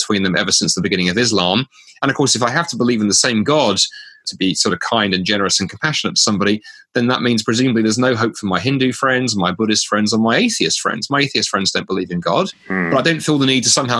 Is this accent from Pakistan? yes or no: no; United Kingdom; moved away as an adult; now in Canada; as a Brit moving to Canada in 2010